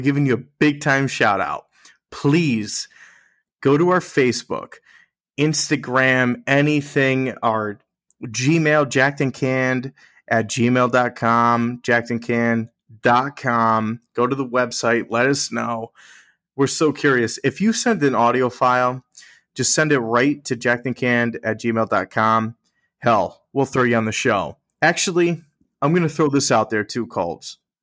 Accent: Connecticut, United States; we're from Connecticut

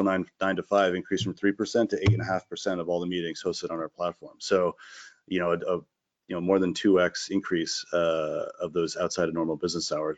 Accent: Connecticut, United States; moved away as an adult; also born or lived in Boston / Dorchester; now in Vermont, United States; I'm from Connecticut originally, and then I went to school in Boston and was there until this year. So sort of 20 years in Connecticut, 20 years in Boston

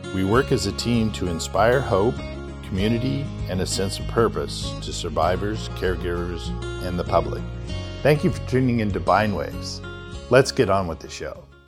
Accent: Philadelphia, Pennsylvania, United States; I was born in Philadelphia

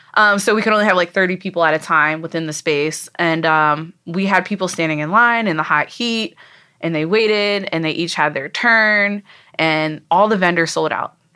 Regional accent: Frederick, Maryland, United States; also born or lived in Montgomery County, Maryland; I moved a lot back and forth at one point between Frederick and Montgomery County

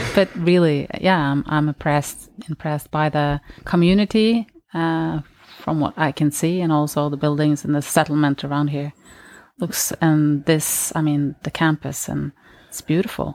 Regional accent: Norway; I grew up in Norway.

